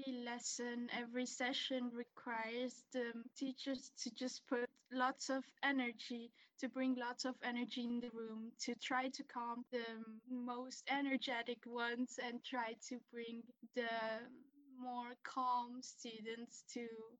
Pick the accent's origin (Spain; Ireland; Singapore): Spain; also born or lived in Brussels, Belgium; I grew up in Spain and we lived in Brussels, Belgium for about 5 years.